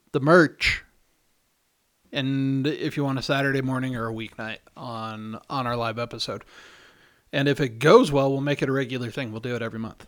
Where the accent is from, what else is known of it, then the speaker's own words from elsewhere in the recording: the South, United States; moved away; I grew up in the South